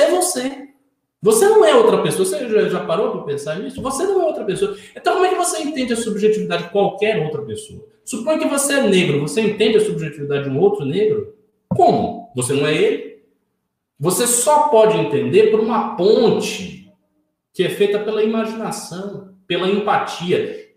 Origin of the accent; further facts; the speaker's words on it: Northeast Region, Brazil; eu sou obviamente miscigenado, eu venho do Nordeste.